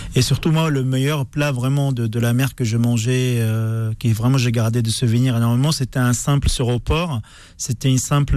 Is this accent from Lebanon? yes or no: yes; Lebanon; now in France; j'ai quitté Liban il y a 20 ans après la guerre civile libanaise